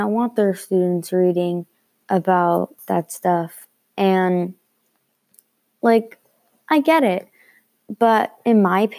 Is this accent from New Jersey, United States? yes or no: yes; Glen Gardner, New Jersey, United States; I'm from Glen Gardner, New Jersey